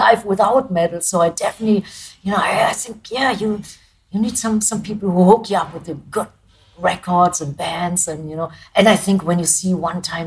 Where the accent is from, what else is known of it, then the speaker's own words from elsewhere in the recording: Germany; English is a second language; being a German band